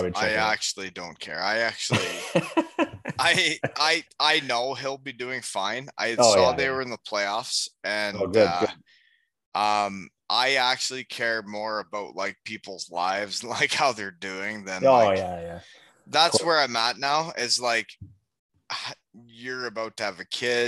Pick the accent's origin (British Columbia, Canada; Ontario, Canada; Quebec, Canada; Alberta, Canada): Ontario, Canada; Elmira; also born or lived in Georgetown, Canada; Like, I grew up in Elmira, and it's an hour and a half from there.